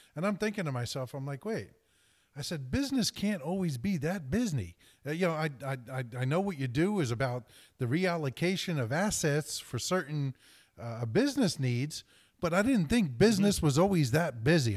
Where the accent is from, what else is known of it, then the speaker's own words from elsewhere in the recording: New Jersey, United States; my home state of New Jersey